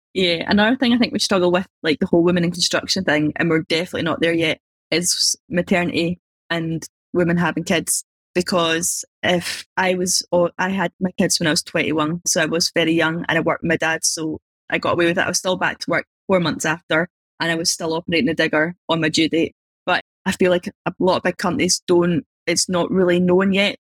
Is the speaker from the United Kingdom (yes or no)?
yes; Scotland, United Kingdom; I'm just from Scotland, it's pretty small.